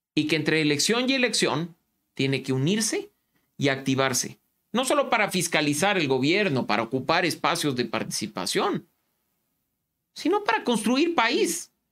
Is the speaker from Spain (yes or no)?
no; Ecuador; reconocernos como ecuatorianos